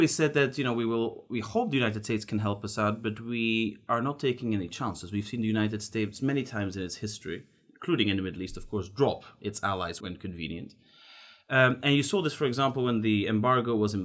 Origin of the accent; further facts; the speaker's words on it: Belgium; I come from Belgium